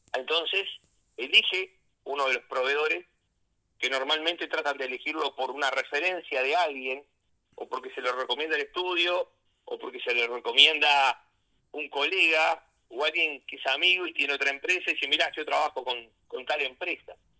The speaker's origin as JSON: {"language": "Spanish", "region": "Rocha", "country": "Uruguay", "tie": "born or raised there", "said": "nací en Rocha y prácticamente gran parte de mi vida acá, excepto los años de, estudiante"}